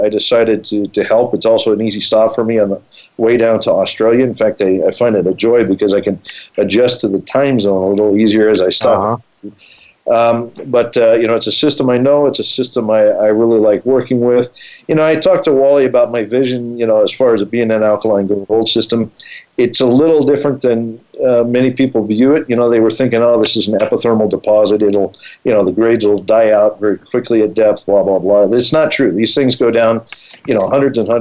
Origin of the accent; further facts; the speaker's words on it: Colorado, United States; I grew up in Colorado